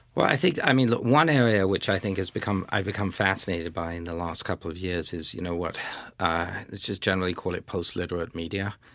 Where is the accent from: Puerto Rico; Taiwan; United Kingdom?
United Kingdom; also born or lived in France; I'm a Brit, but I'm also half French